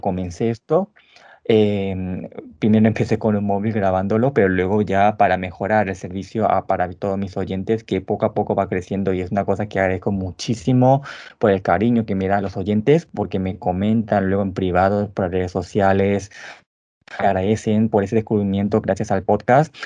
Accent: Paraguay; nací en Paraguay hace 33 años.

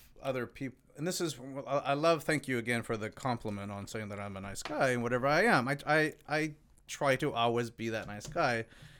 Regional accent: Mexico; I'm actually Mexican.

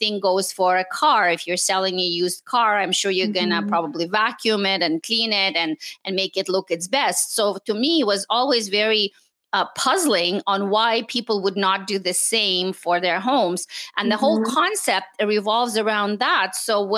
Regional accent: Montreal, Quebec, Canada; English is a second language; also born or lived in Moscow, Russia; I was born in Moscow, Russia. And my family immigrated to Canada in the late 70s. So we actually live in Montreal. And I went to school in French, and then I learned English

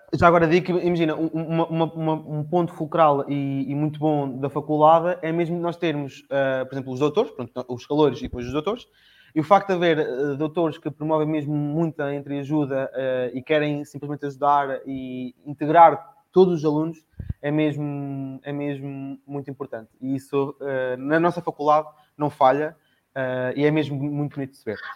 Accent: Coimbra, Centro, Portugal; Eu sou de Coimbra, Coimbra arredores, digamos.

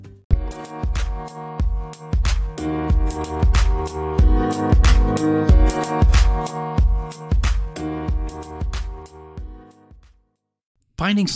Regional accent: Oklahoma, United States; I grew up in Oklahoma

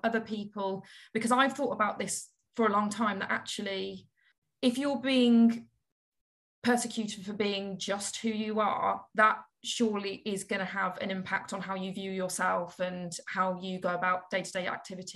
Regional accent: Cotswolds, South West England, United Kingdom; now in Manchester, United Kingdom; growing up in the Cotswolds

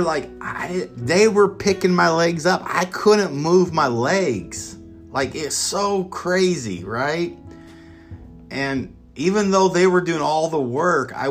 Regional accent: Emporia, Kansas, United States; I'm originally from Kansas, so at the time I was at KU Medical Center, and this is downtown Kansas City, Kansas, and I thought it was like my hometown of Emporia

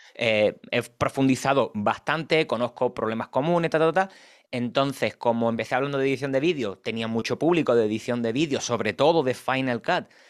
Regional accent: Cádiz, Andalusia, Spain; now in Madrid, Spain; Yo soy de Cádiz, aunque vivo actualmente en Madrid.

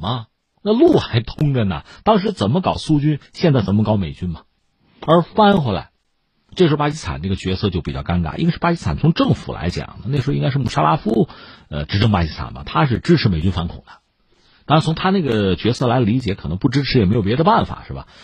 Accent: China; 我们作为中国人

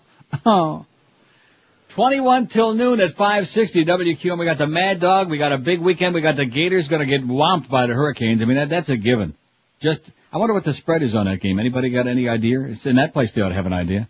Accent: Rochester, New York, United States; moved away; I'm from Rochester

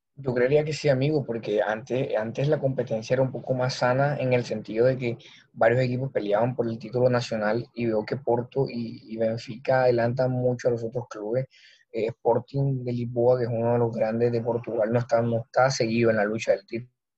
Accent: Colombia

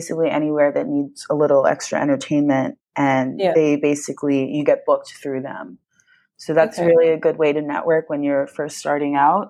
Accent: near Philadelphia, Pennsylvania, United States; moved away as an adult; now in San Diego, United States; I grew up in like near Philly, so I was used to like a city life, cold weather

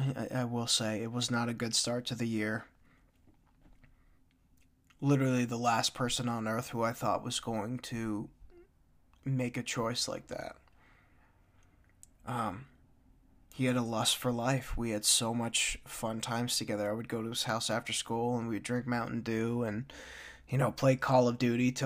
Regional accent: Tanglewood, United States; I mean, I grew up in Tanglewood, ladies and gentlemen, and in Tanglewood, at that point in time in the 90s, it was hit or miss.

